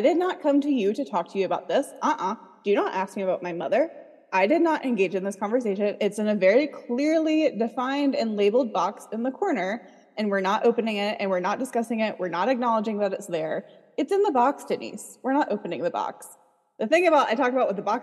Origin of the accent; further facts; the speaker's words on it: North Carolina, United States; I'm from North Carolina